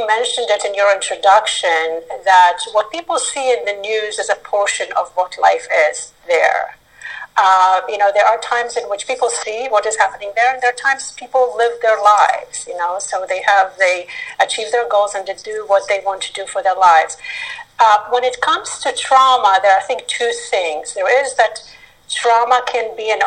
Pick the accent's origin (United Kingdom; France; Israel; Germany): Israel; Northern Israel; moved away; I grew up in a small community in northern Israel